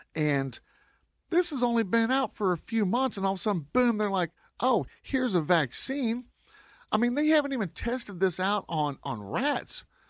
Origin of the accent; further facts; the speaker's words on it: West Texas, United States; I'm from West Texas, so we don't usually get a lot of rain